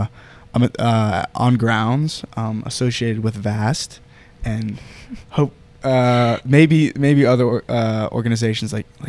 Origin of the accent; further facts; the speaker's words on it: Pittsburgh, Pennsylvania, United States; moved away; I'm also the other co-host. I am from Pittsburgh, Pennsylvania.